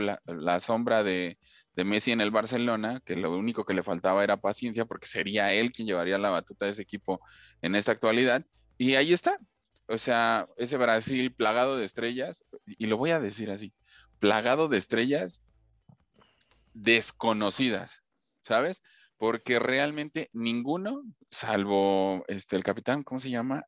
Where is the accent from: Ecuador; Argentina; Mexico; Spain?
Mexico